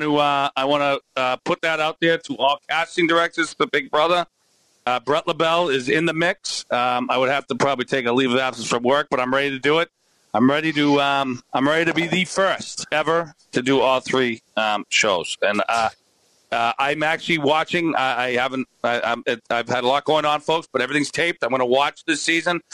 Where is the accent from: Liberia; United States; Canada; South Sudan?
Canada; I'm Canadian